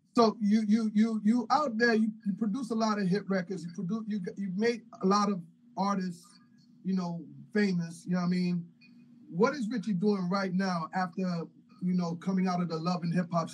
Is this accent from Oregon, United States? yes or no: no; New York City, New York, United States; now in Miami, United States; Raised and born in St. Luke's Hospital